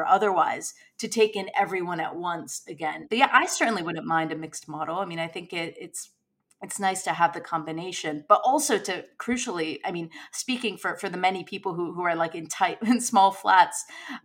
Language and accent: English; United States; now in United Kingdom; my home country in the United States